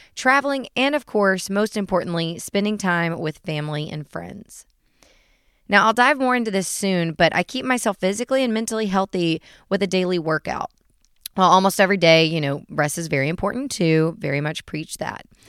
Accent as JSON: {"language": "English", "town": "Chattanooga", "region": "Tennessee", "country": "United States", "tie": "born or raised there", "said": "I'm from Chattanooga, Tennessee, born and raised"}